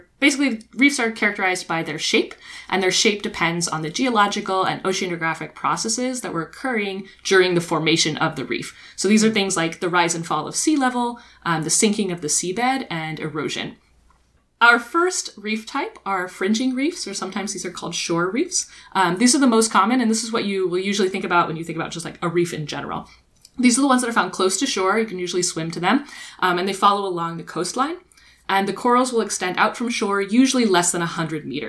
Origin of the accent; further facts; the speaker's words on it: Texas, United States; moved away; I'm originally from Texas